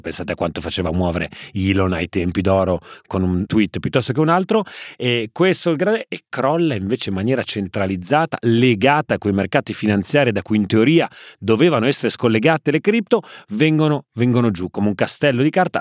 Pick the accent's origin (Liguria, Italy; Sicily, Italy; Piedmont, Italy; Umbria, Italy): Liguria, Italy; Genoa; da buon genovese